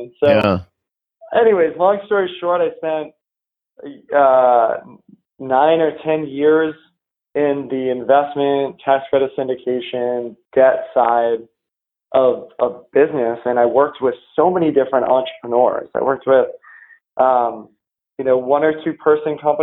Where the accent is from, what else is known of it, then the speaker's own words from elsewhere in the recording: New England, United States; I grew up in New England